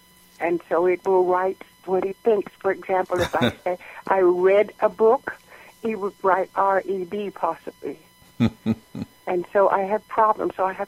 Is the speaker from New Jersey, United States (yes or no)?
no; Georgia, United States; now in California, United States; because I grew up in Georgia, had speech therapy in Pennsylvania, and then moved to California, I have a speech problem